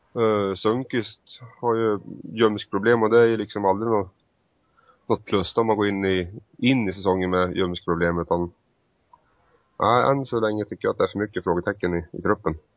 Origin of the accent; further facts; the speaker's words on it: Hudiksvall, Gävleborg County, Sweden; min hemstad Hudik